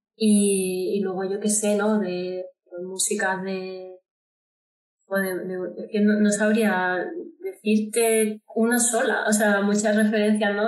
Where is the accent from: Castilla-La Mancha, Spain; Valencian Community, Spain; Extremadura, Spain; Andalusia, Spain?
Andalusia, Spain; Córdoba; now in Madrid, Spain; yo soy de Córdoba, de Andalucía, aunque ahora mismo vivo en Madrid